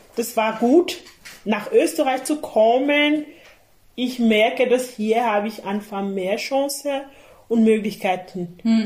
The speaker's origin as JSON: {"language": "German", "country": "Cameroon", "tie": "born or raised there", "moved": "yes", "lives_now": "Austria", "said": "ich liebe Kamerun, das ist eher meine Heimat"}